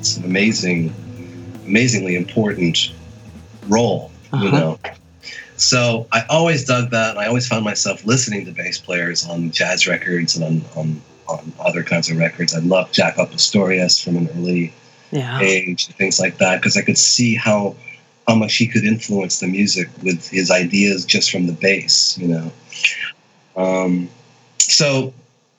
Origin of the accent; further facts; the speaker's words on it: near Boston, Massachusetts, United States; I grew up in near Boston.